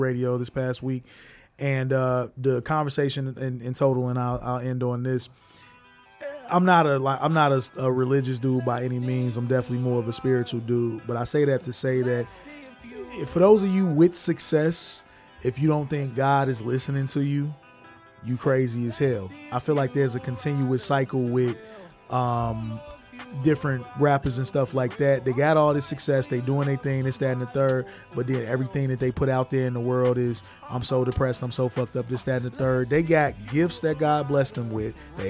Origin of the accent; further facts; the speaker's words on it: Chicago, Illinois, United States; He was from my hometown